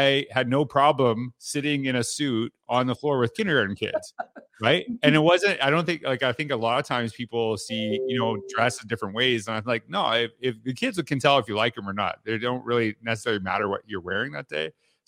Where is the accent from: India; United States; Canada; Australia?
Canada; born or raised there